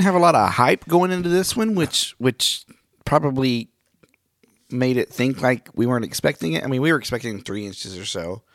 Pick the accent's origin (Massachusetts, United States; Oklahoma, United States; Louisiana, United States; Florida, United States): Oklahoma, United States; Miami; moved away; Miami, my hometown